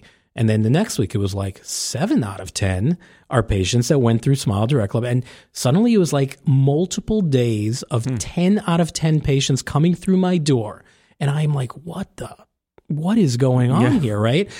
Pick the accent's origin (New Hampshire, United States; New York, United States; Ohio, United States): New York, United States; New York City; he's a New Yorker. I'm a New Yorker.